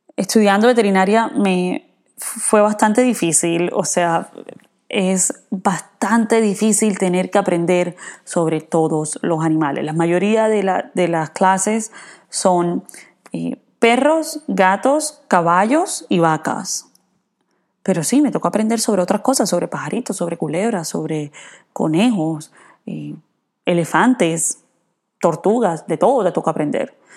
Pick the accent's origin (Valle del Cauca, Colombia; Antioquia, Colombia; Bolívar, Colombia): Bolívar, Colombia; Cartagena; moved away as an adult; also born or lived in California / Ithaca, New York; now in United States; yo crecí en Cartagena, en Colombia